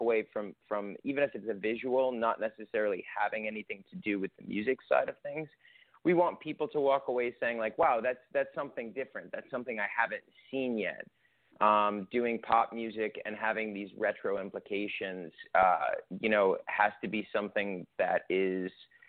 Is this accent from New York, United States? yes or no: yes; New York, United States; now in Los Angeles, United States; I'm originally from New York